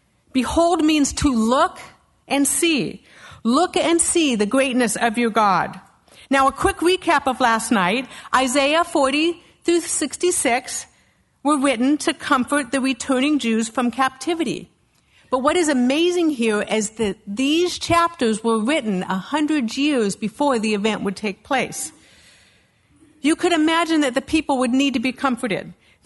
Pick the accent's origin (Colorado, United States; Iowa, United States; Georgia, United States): Colorado, United States; Castle Rock; I am from Castle Rock, Colorado, and my husband's the pastor of the Calvary in Castle Rock.